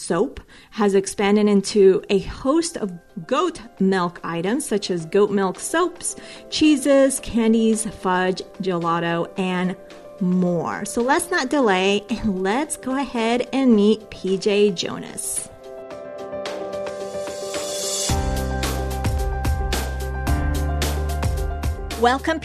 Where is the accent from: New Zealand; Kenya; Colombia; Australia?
Colombia; moved away; I was born in Colombia, so I grew up a little bit with having it.